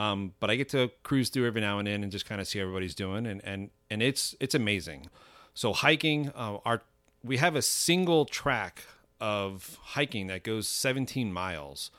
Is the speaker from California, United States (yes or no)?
no; Miami, Florida, United States; moved away as an adult; now in North Georgia, United States; I'm from Miami, Florida